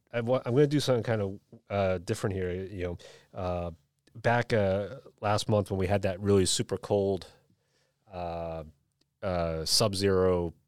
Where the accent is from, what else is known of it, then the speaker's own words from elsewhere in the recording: Boston, Massachusetts, United States; growing up in Boston